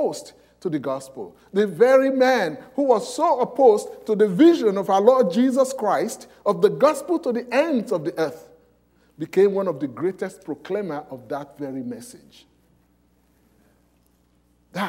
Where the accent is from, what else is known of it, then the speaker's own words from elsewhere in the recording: Nigeria; moved away; I came from Nigeria